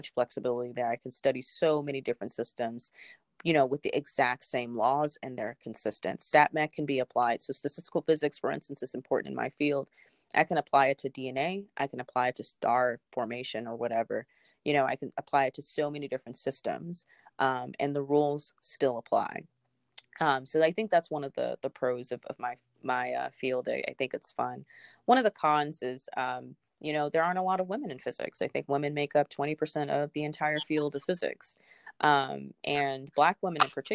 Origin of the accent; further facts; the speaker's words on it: Memphis, Tennessee, United States; now in Cambridge, United States; I'm originally from Memphis, Tennessee, but I'm currently located in Cambridge, Massachusetts